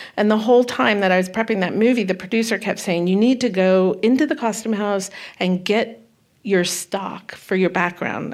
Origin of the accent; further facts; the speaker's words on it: Santa Cruz, California, United States; also born or lived in Okanagan Valley, British Columbia, Canada; I was raised in Northern mm-hmm. California